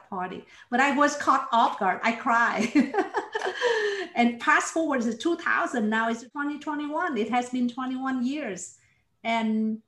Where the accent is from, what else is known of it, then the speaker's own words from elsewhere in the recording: Ho Chi Minh City, Vietnam; also born or lived in Toronto, Canada; now in Houston, United States; I was born in Vietnam. And I grew up in Saigon, which is in the south